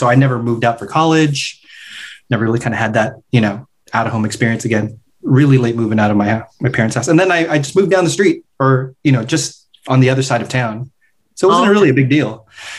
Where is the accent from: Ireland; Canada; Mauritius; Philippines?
Philippines; We're both Filipino.